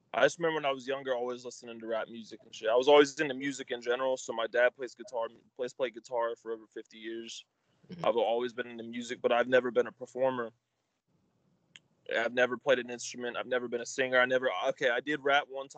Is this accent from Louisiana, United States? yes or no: no; Delaware, United States; I'm from Delaware. So I'm from the first state, and I'm from the second smallest state in the country